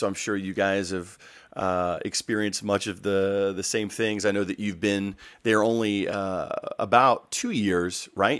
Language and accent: English; North Carolina, United States; I'm from North Carolina.